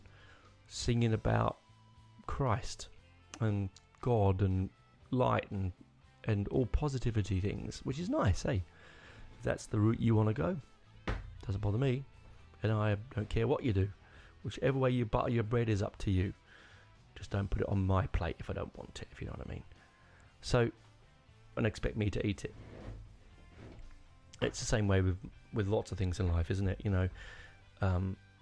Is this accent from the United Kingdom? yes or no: yes; United Kingdom; I'm very British